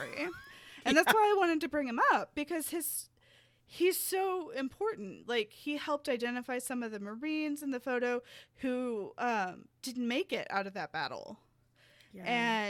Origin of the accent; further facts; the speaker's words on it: the South, United States; because when I was that age, I grew up in the South.